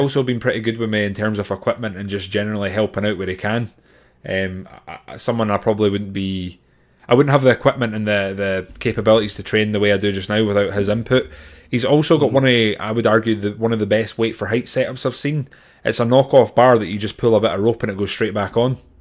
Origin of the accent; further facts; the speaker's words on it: Grangemouth, Scotland, United Kingdom; at Grangemouth Highland Games, which is my hometown